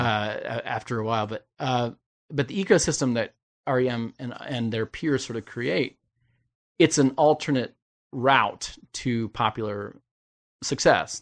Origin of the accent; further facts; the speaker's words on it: Indiana, United States; I'm from the Midwest, so everything south of the Indiana-Kentucky border is Southern, but I'm from Indiana